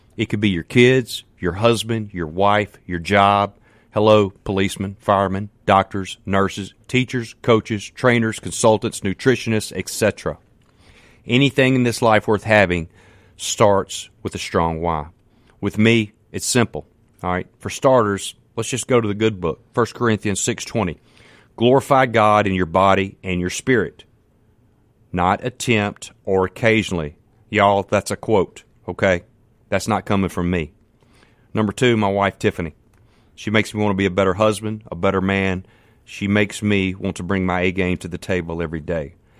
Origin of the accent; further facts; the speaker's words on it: Canton, Mississippi, United States; I'm from Canton, Mississippi. Man, I'm just a country boy.